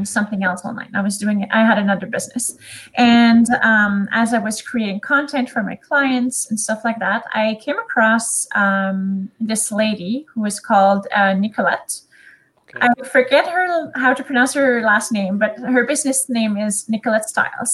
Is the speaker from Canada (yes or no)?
yes; Canada; first language French; English is a second language; I am Canadian and my first language is French. So you will probably hear my little accent throughout this